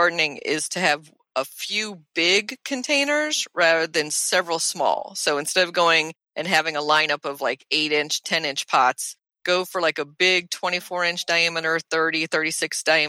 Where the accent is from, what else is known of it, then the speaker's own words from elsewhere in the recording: Nuremberg, Bavaria, Germany; born there; My mom's side of the family is German, and she's German, and I was born in Nuremberg.